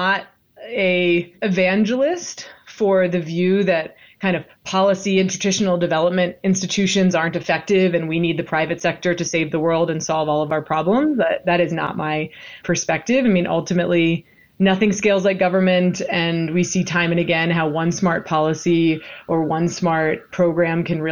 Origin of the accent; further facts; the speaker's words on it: Washington, District of Columbia, United States; I'm also from Washington, D.C.